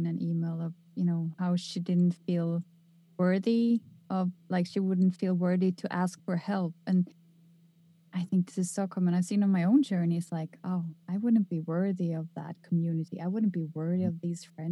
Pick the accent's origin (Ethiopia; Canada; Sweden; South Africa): Sweden; I come from Sweden where we're not really that religious